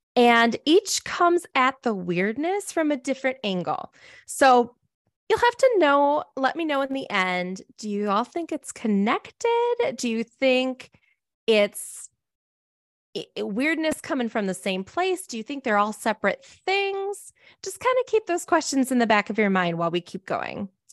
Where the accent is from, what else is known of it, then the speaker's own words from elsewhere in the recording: Minnesota, United States; moved away; I'm a Minnesotan originally